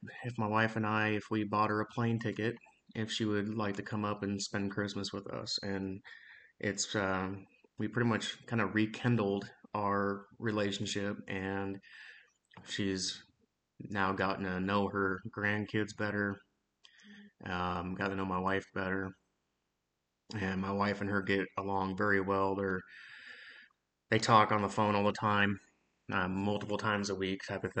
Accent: Spokane, Washington, United States

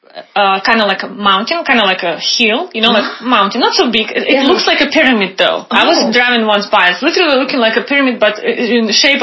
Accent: Irkutsk, Irkutsk Oblast, Russia; moved away; So I came from Siberia, right? From Irkutsk. It's a bigger city.

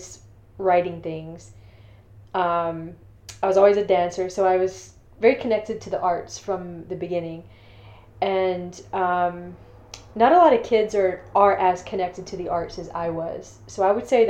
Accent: Thomson, Georgia, United States; also born or lived in Augusta, Georgia; I was born in St. Joseph's Hospital in Augusta, Georgia. But I grew up in Thompson, which is about 30 minutes away from where I was actually

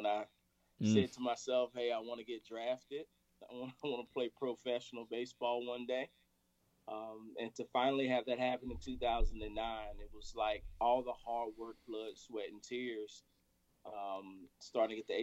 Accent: Winston-Salem, North Carolina, United States; I'm from Winston-Salem, North Carolina. Grew up playing baseball, started at the age of 5

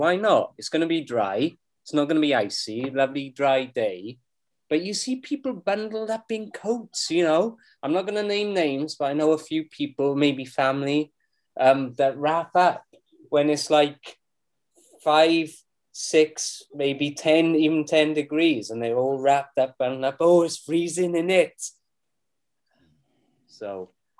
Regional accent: Wales, United Kingdom; I'm Welsh!

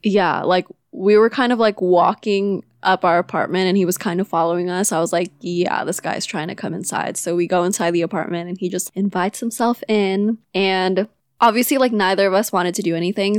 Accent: Manila, Metro Manila, Philippines; now in California, United States; I'm from Manila and moved to California with my family in two thousand six.

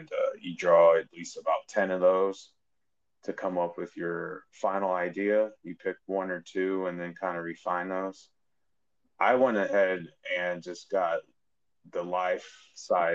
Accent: Munster, Indiana, United States; moved away; also born or lived in Chicago; I was born outside Chicago in a town called Munster, Indiana

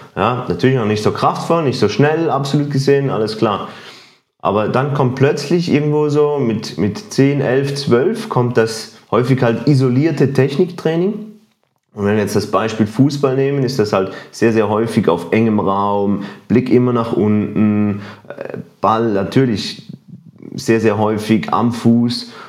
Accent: Switzerland; ich bin auch Schweizer

